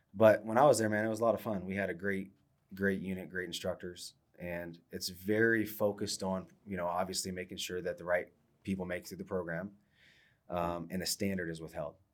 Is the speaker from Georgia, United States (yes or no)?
no; Ohio, United States; I'm from Ohio, so I was a Michigan fan